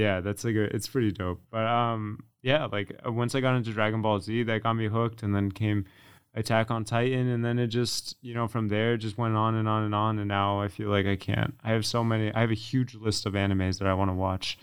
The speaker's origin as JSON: {"language": "English", "region": "Connecticut", "country": "United States", "also_born_or_lived": "Florida", "said": "I'm from Connecticut, um, even though I lived in Florida"}